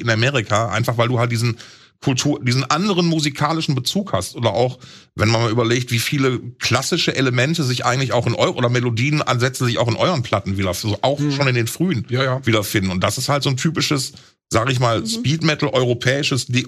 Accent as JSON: {"language": "German", "town": "Essen", "region": "North Rhine-Westphalia", "country": "Germany", "tie": "born or raised there", "said": "in alten Essen, in meiner Heimat"}